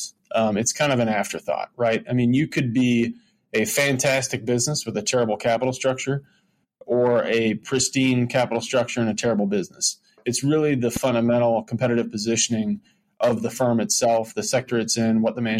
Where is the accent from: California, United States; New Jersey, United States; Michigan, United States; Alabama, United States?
Michigan, United States; now in Chicago, United States; I grew up in Michigan, actually, before Chicago